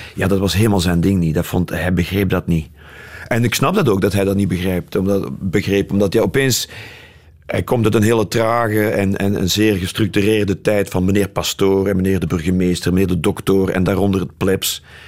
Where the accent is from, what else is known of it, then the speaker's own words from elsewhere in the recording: Leopoldsburg, Flanders, Belgium; moved away as an adult; also born or lived in Brussels / London; wij komen allebei uit Leopoldsburg